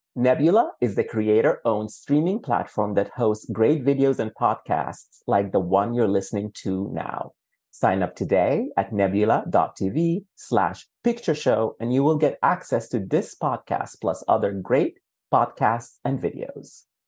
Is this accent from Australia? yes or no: no; Sudan; also born or lived in United Kingdom; now in New York, United States; I'm from Sudan